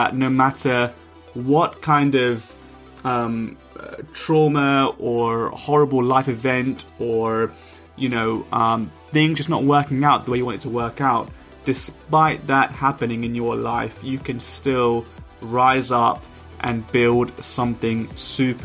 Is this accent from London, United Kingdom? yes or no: yes; London, United Kingdom; growing up in London, and my brother would take me on the big red double-decker buses